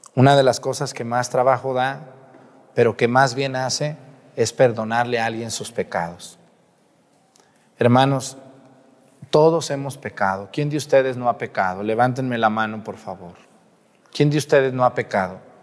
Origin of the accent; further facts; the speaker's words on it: Mexico; Los que somos mexicanos